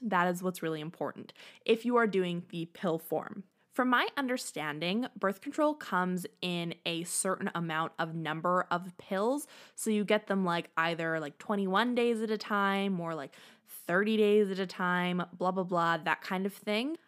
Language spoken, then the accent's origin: English; Canada; I am Canadian